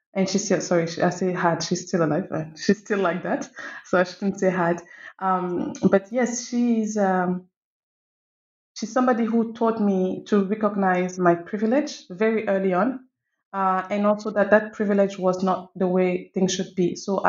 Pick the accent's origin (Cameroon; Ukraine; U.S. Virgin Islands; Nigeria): Cameroon; now in Morocco; So I am from Cameroon, and I'm also French. I currently live in Morocco, having lived in many other places.